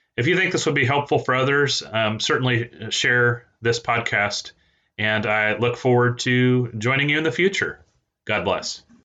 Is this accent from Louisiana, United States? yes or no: no; East Central Indiana, United States; also born or lived in Peru, Indiana; now in Arkansas, United States; I was born in Peru, Indiana, that is, and I grew up in East Central Indiana